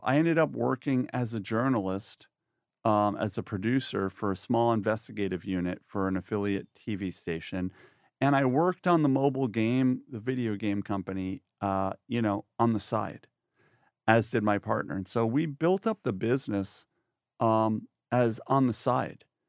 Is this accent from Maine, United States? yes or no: no; Woodstock, New York, United States; I grew up in New York, yeah, so, um, in a famous town called Woodstock